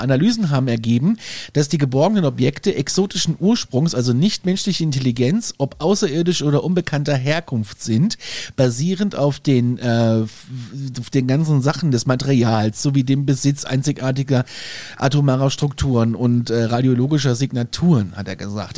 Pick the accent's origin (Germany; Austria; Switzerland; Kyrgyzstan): Germany; bei uns in Deutschland